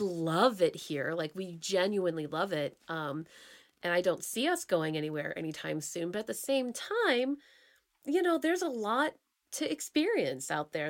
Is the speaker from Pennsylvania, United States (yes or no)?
yes; Pennsylvania, United States; moved away as an adult; also born or lived in Santa Fe / Chicago / Orlando; now in Seattle, United States; I grew up in Pennsylvania, then I spent four and a half-ish, five-ish years in Santa Fe, spent two years in, in Chicago, and then spent eight whopping years in Orlando